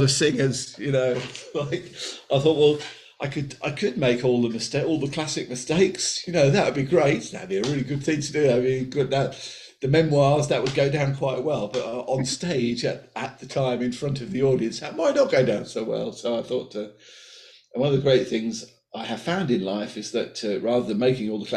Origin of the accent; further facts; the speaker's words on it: Colchester, East of England, United Kingdom; I grew up in Colchester